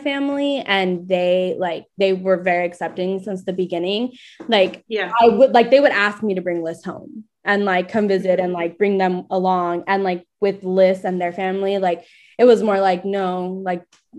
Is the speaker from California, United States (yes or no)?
yes; Santa Ana, California, United States; moved away as an adult; now in San Francisco, United States; I'm from Orange County